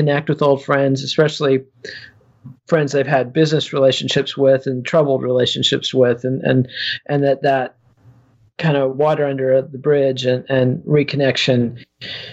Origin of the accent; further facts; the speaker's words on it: Borger, Texas, United States; we didn't have MTV in my hometown, but on Night Tracks or Night Flight, it was all over, you know, the hour video entertainment we had in Borger, Texas in the 1980s.